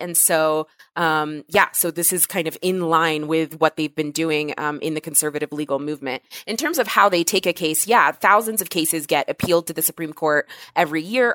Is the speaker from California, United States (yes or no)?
no; Texas, United States; my home state, Texas